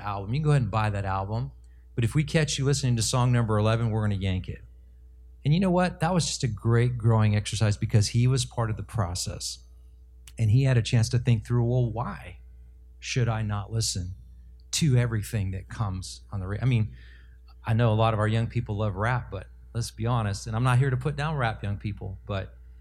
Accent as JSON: {"language": "English", "town": "Los Angeles", "region": "California", "country": "United States", "tie": "born or raised there", "moved": "as an adult", "said": "I grew up in Los Angeles, and I was part of LA Unified School District"}